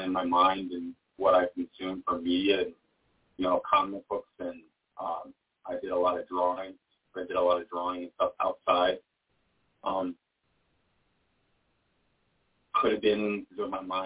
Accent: New York, United States; now in Richmond, United States; I'm from New York

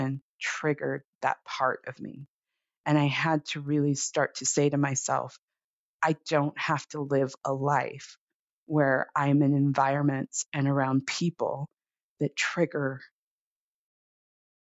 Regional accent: Los Angeles, California, United States; also born or lived in Oakland; I grew up in Los Angeles

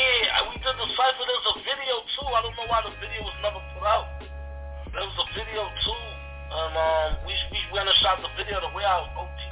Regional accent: Belize; also born or lived in Jamaica (roots) / Mexico (roots); now in United States; I'm not from this country. I'm originally from Belize. I'm a Belizean. And I got Jamaican roots.

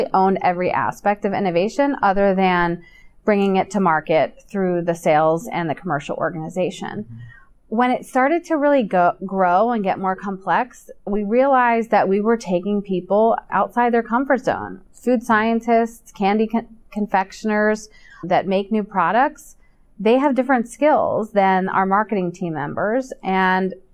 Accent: Hershey, Pennsylvania, United States; I was born in Hershey, so I'm a little bit biased. I grew up there

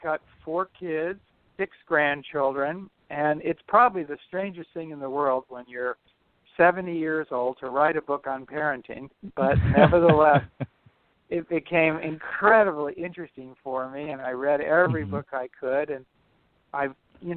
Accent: Los Angeles, California, United States; moved away; growing up in Los Angeles, and I went to UCLA

